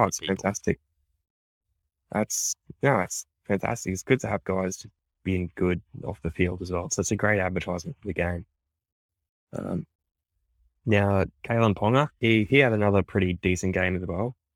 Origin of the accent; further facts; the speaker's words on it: Queensland, Australia; because I'm a Queenslander